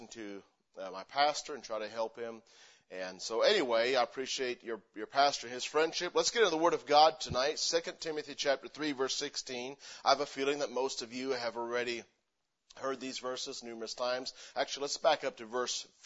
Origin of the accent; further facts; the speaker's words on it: Missouri, United States; moved away as an adult; also born or lived in Pennsylvania; now in Spokane, United States; I grew up in Missouri because that's where most of my memories are from